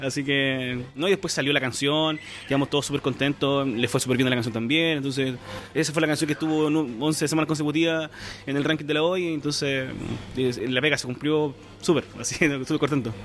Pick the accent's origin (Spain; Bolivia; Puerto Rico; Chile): Chile; yo soy de Chile